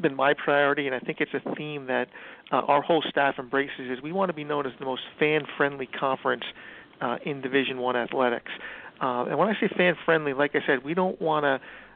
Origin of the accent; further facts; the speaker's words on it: Bergen County, New Jersey, United States; I grew up in Bergen County, so I get to be close to my family and friends